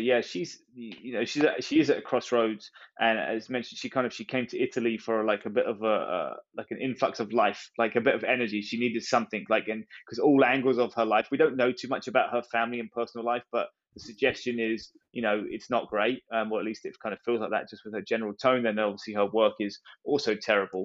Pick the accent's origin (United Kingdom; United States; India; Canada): United Kingdom; England; as an English person